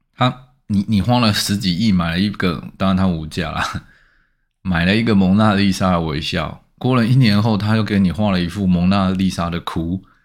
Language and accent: Chinese; Taiwan; 其实我们台湾人的眼界受限啊